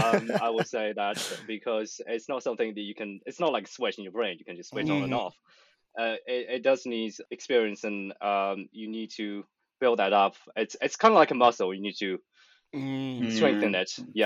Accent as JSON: {"language": "English", "country": "China", "tie": "born or raised there", "also_born_or_lived": "Bristol", "moved": "as an adult", "lives_now": "United Kingdom", "said": "originally I grew up in China, and moved to the UK when I was 19, and been living in the UK since then, doing university most of the time."}